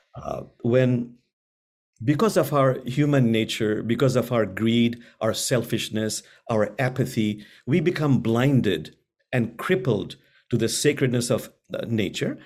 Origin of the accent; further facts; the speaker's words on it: Bangladesh; I'm from Bangladesh